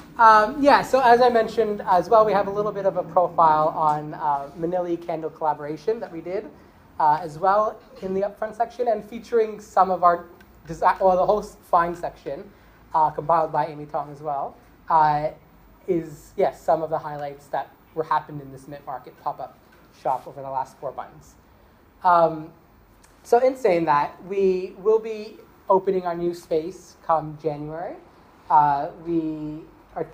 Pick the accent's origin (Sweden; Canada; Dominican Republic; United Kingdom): Canada; now in Sydney, Australia; I'm Canadian